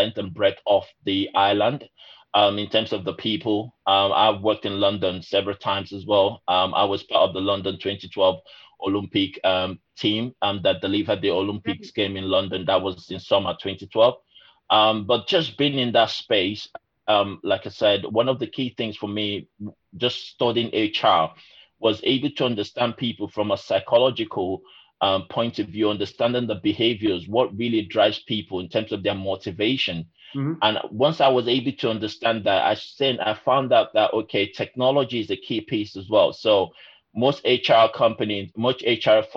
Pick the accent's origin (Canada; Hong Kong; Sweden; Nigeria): Nigeria; moved away as an adult; also born or lived in Lincoln, United Kingdom / Glasgow, United Kingdom; now in United Kingdom; So originally I'm from Nigeria, but also I'm British as well